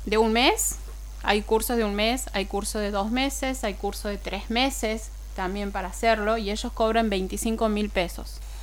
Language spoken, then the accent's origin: Spanish; Beltrán, Santiago del Estero, Argentina; also born or lived in Forres; vengo del interior, no es tan lejos. Vengo de Beltrán y Forres.